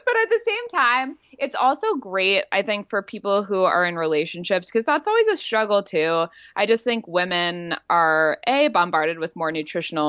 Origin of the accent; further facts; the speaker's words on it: California, United States; moved away; also born or lived in Los Angeles / Santa Barbara; I'm from California. I grew up in LA and Santa Barbara